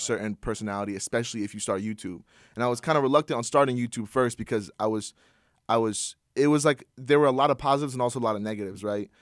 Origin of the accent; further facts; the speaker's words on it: Princeton, New Jersey, United States; I'm from Princeton, New Jersey.